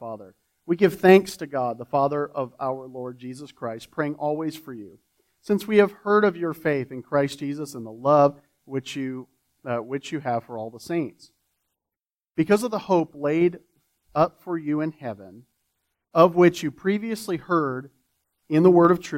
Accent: Florida, United States; now in Texas, United States; I'm from Florida

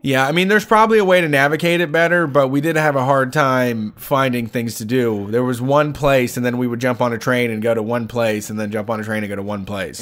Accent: Ohio, United States

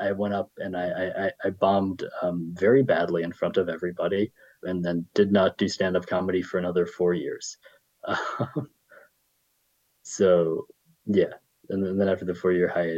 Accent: Illinois, United States; now in New York City, United States; I grew up in Illinois

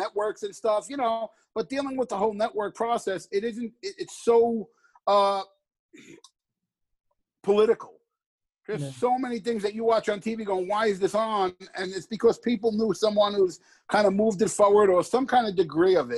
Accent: New York City, New York, United States; my life growing up in the Bronx

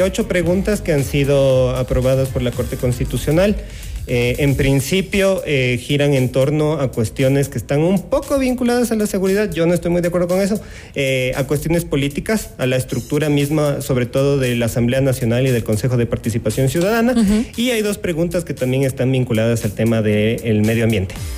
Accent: Quito, Pichincha, Ecuador; Como buenos ecuatorianos, como buenos quiteños

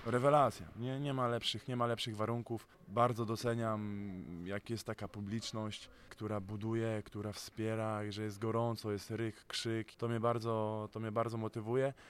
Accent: Gdynia, Pomeranian Voivodeship, Poland; now in Słupsk, Poland; jadę do mojego rodzinnego miasta, do Gdyni

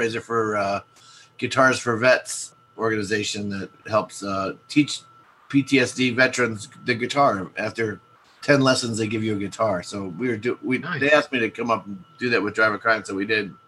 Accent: Milwaukee, Wisconsin, United States; moved away as an adult; now in Atlanta, United States; I grew up in the Midwest. … from the … was my best friend from high school. We both grew up at Marshall High School

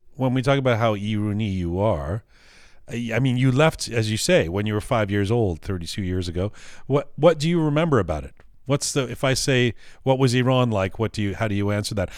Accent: Canada; growing up as a as a liberal or sort of lefting left wing kid, you know, for me it was always in Canada

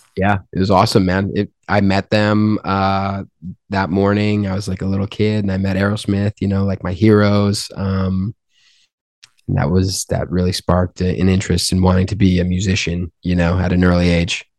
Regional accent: Albany, New York, United States; now in Los Angeles, United States; I'm from Albany

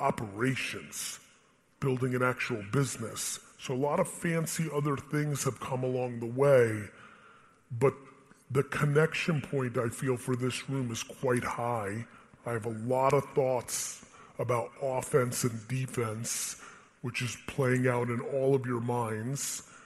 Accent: Russia; born there; English is a second language; I was born in Russia. If I could have been born in a Spanish-speaking country, I'd be fucking dominating.

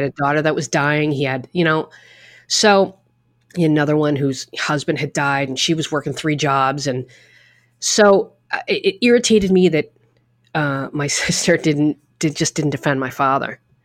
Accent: New England, United States; now in New York, United States; I'm from New England where it was snowstorm, snowstorm.

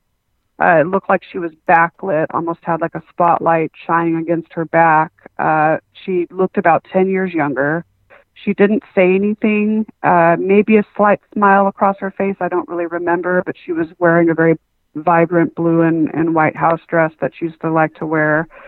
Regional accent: Southern California, United States; also born or lived in Huntington Beach, California / Las Vegas, Nevada / San Diego, California; I came back to San Diego, California. And so I've been in Southern California ever since

